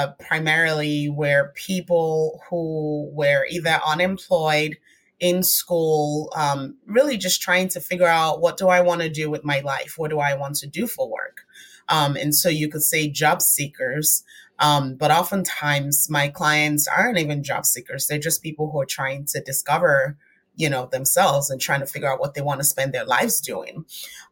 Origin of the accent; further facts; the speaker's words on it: Nigeria; moved away as an adult; now in United States; I was born and raised in Nigeria, spent 20 years of my life there